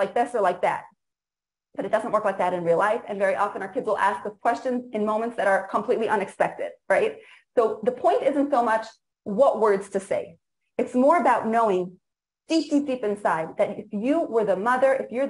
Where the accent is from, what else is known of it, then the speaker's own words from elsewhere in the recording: Israel; English is a second language; I was born in Eretz Yisrael, grew up here